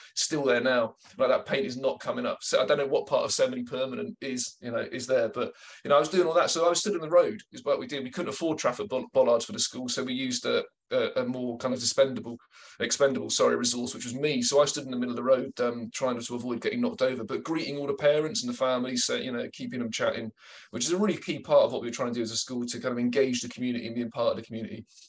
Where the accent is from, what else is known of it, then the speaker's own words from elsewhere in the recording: Taunton, South West England, United Kingdom; I grew up in Taunton in Somerset